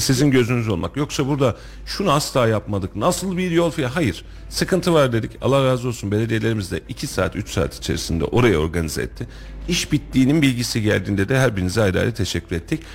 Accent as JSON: {"language": "Turkish", "area": "Kuşçu", "region": "Kayseri Province", "country": "Turkey", "said": "Kuşçu benim köyüm"}